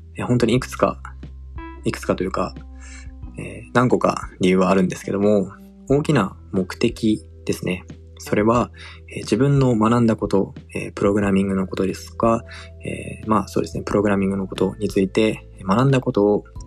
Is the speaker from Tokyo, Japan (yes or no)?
yes; Tokyo, Japan; born or raised there; also born or lived in Singapore